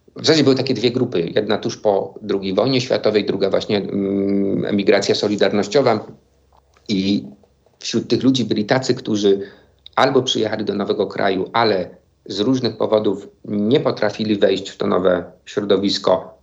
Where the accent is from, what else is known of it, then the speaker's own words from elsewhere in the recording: Silesian Voivodeship, Poland; now in Kraków, Poland; o Śląsku, z którego pochodzę